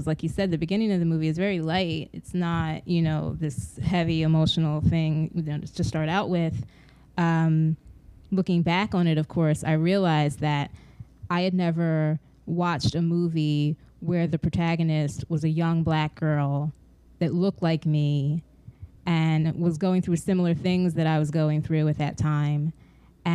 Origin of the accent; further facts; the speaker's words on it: Los Angeles, California, United States; also born or lived in Santa Monica / South Jersey / Philadelphia; I'm originally from Los Angeles. My family moved to Santa Monica, and then we relocated out east to South Jersey, and then later to Philadelphia.